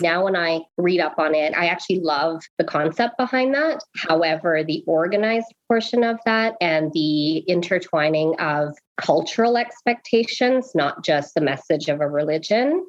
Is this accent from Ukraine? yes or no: no; Oakville, Ontario, Canada; now in Lethbridge, Canada; We were born and raised in Oakville, Ontario.